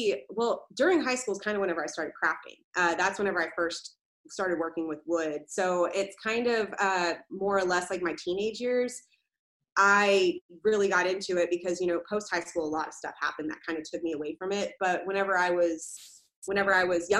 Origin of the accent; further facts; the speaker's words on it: Tomball, Texas, United States; also born or lived in Corpus Christi, Texas / Magnolia, Texas; I was born in Corpus Christi, Texas, and then I grew up in Tomball up until I was about in 6th or 7th grade, and then I went to the rival school, which was called Magnolia High School